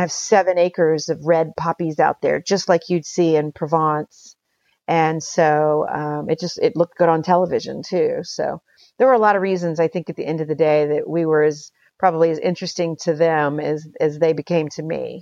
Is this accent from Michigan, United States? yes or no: no; Houston, Texas, United States; also born or lived in Utopia, Texas / Paris, France; I grew up in Houston, but my folks bought our property out in Utopia in nineteen seventy-two.